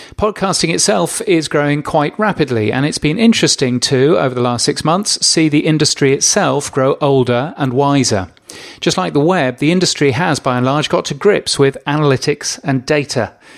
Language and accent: English; Australia; my home country of Australia